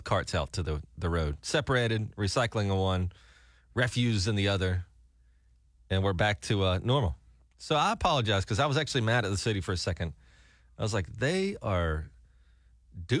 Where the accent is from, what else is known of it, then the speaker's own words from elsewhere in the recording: Gulf Coast, United States; I grew up on the Gulf Coast where people will go to vacation if you know Gulf Shores and Panama City and that kind of part of the country.